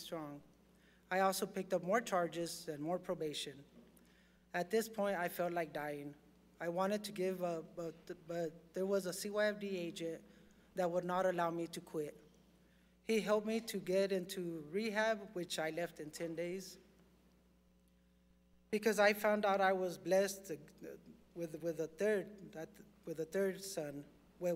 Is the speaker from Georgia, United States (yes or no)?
no; Portales, New Mexico, United States; I was born in Portales, New Mexico. I was a farm laborer at a young age. I had a good childhood